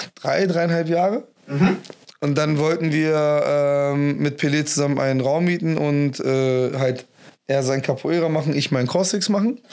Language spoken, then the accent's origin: German; Homburg, Germany; in Homburg, wo ich gelebt habe